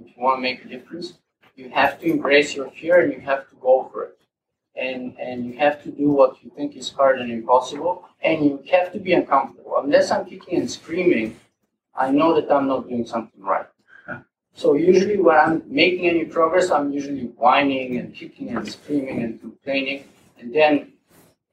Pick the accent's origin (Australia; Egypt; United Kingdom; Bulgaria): Bulgaria; accent: Eastern European; English is a second language; moved away as an adult; also born or lived in West Virginia, United States / Toronto, Canada; now in Canada; I was born in Bulgaria.